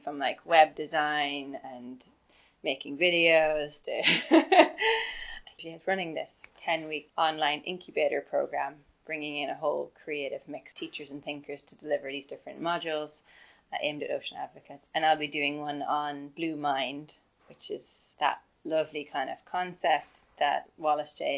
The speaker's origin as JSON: {"language": "English", "country": "Ireland", "tie": "born or raised there", "said": "the opportunities I had growing up in Ireland"}